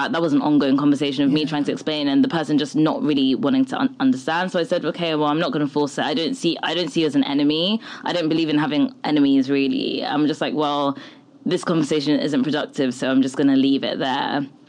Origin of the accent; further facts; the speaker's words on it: Nigeria; I know, and I get it, like, we're Nigerian, like, people, we're very superstitious people.